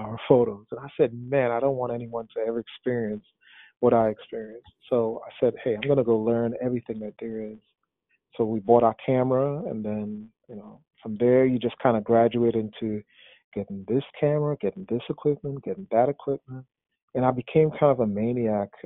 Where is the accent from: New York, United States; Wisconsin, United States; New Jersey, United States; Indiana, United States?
New York, United States; New York City; when I was a teenager growing up in New York City